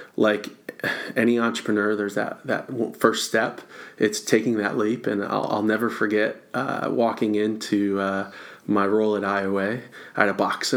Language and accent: English; Rochester, Michigan, United States; moved away as an adult; now in Florida, United States; I was born and raised in Michigan and north of Detroit